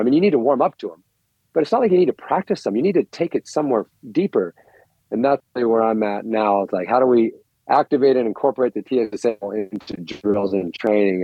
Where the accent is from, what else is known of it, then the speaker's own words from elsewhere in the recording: United States; I'm an American